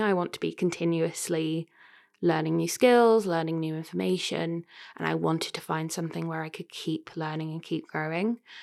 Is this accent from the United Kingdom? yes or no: yes; Royston, East of England, United Kingdom; moved away as an adult; also born or lived in Cambridge; now in Leicester, United Kingdom; I grew up, um, I grew up in Cambridge. Well, I went to school in Cambridge. I come from a little town called Royston in North West Hertfordshire